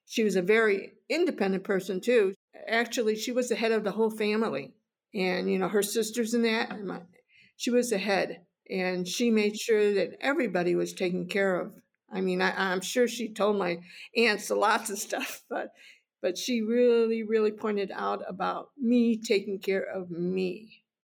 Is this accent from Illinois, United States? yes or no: yes; Chicago, Illinois, United States; I grew up in Chicago